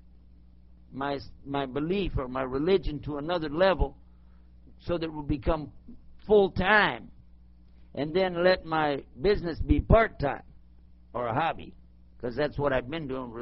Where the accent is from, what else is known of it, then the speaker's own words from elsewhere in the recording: El Paso, Texas, United States; accent: Texan; I'm back in my hometown and my home state anyway, and I can speak Texan